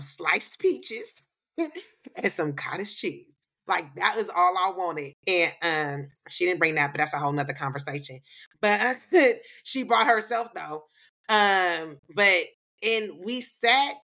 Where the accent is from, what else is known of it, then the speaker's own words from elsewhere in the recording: California, United States; accent: black accent; I'm from California